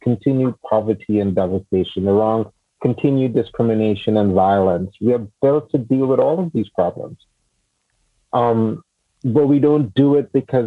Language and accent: English; Trinidad & Tobago; moved away; also born or lived in United States / Washington, D.C.; I grew up in Trinidad in the Caribbean, and then I moved to the U.S. and I lived there for a long time